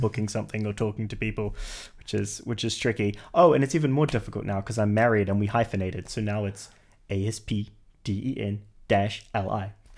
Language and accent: English; New Zealand; moved away as an adult; now in United Kingdom; I'm originally from New Zealand